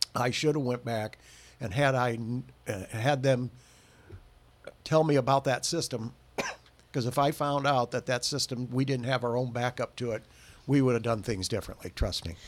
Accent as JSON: {"language": "English", "town": "Bremen", "region": "Indiana", "country": "United States", "tie": "born or raised there", "said": "Well, I was born in Bremen and raised there all my adult life."}